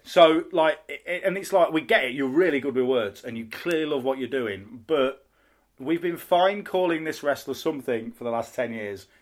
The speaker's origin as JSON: {"language": "English", "region": "Midlands", "country": "United Kingdom", "moved": "yes", "lives_now": "North of England, United Kingdom", "said": "I'm from the north. Well, I'm from the Midlands and now live in the north"}